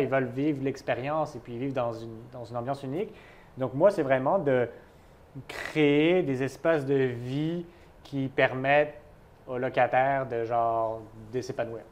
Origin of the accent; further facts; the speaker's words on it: France; moved away as an adult; also born or lived in United States; now in Montreal, Canada; j'ai quitté la France